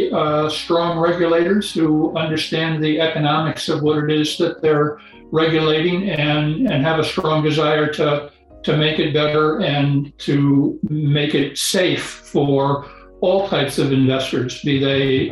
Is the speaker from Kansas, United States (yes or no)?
yes; Kansas, United States; I grew up in Kansas, so I knew what wheat and corn were, maybe even live cattle